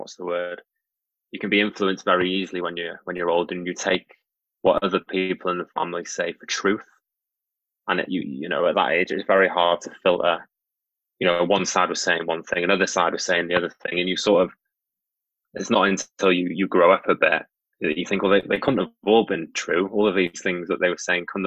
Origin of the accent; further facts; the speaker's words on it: North Wales, United Kingdom; I grew up in North Wales